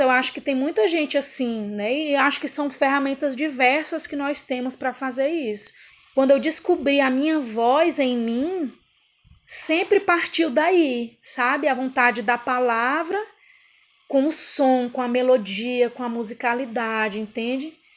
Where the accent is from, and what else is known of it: Pará, Brazil